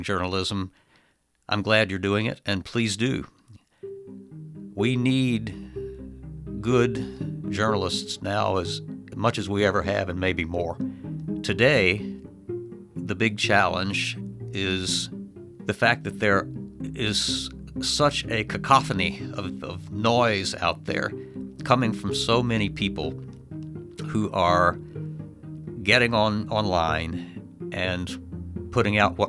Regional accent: the South, United States; now in Michigan, United States; growing up in the South

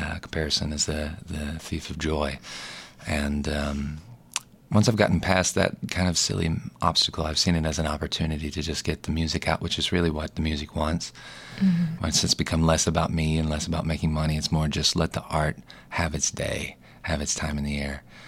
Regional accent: Little Rock, Arkansas, United States; moved away as an adult; also born or lived in Los Angeles; Born and raised in Little Rock.

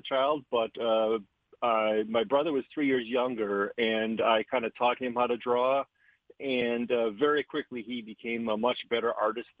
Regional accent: Milwaukee, Wisconsin, United States; I grew up in Milwaukee, Wisconsin

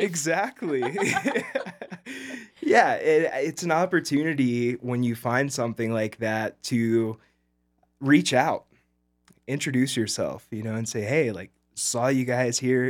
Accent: Birmingham, Alabama, United States; now in Montrose, United States; I grew up in Alabama, right outside of Birmingham

